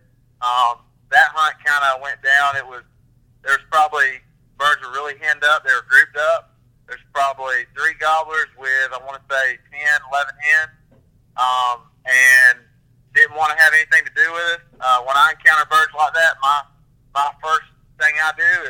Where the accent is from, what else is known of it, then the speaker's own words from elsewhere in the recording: Bulloch County, Georgia, United States; I'm from Bullitt County, Georgia, originally